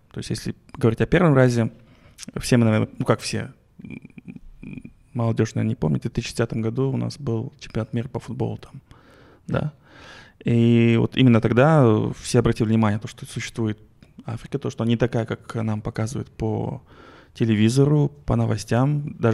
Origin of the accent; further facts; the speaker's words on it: Kazakhstan; мы из Казахстана, это, мы хотим да, к вам это, приехать.